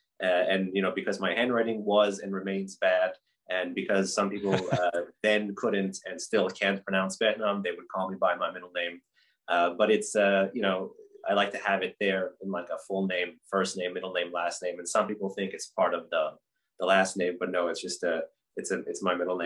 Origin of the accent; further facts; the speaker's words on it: United States; I grew up here in the States, both to two Iranian immigrant parents